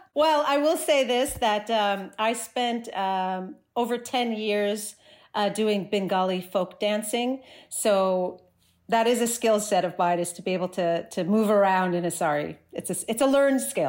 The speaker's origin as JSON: {"language": "English", "region": "New Jersey", "country": "United States", "tie": "born or raised there", "also_born_or_lived": "Chicago, United States", "moved": "as an adult", "lives_now": "Toronto, Canada", "said": "I grew up in New Jersey"}